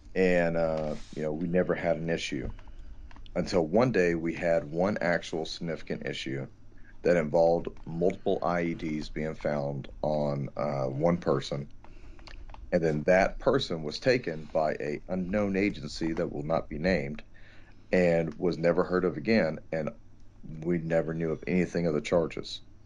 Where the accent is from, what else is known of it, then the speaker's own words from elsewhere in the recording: Texas, United States; here at my hometown